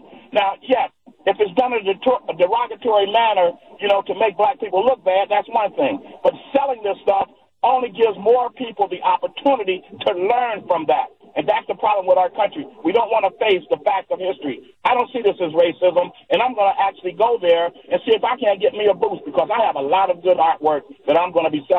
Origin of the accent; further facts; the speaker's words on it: Dawson, Georgia, United States; now in Milwaukee, United States; I am a child of the Jim Crow era growing up in Dawson, Georgia in the 1950s and 60s.